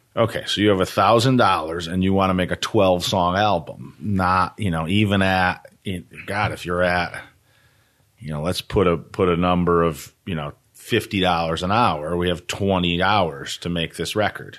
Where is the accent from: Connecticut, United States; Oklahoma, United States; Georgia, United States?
Connecticut, United States; Harwinton; also born or lived in Torrington, Connecticut; I actually grew up in Harwinton.